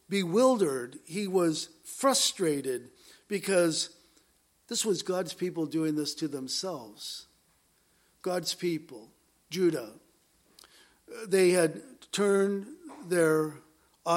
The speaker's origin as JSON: {"language": "English", "region": "Southern California", "country": "United States", "tie": "born or raised there", "said": "growing up in Southern California"}